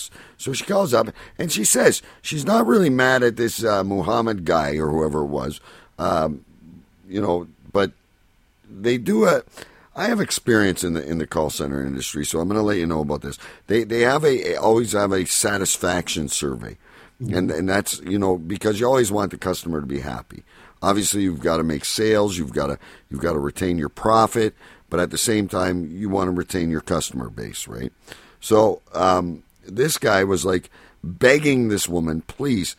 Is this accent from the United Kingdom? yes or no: no; Canada; I'm Canadian